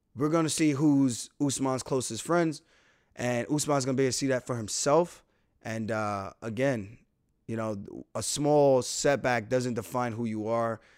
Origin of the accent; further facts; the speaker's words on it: New York, United States; I never once said I wasn't from New York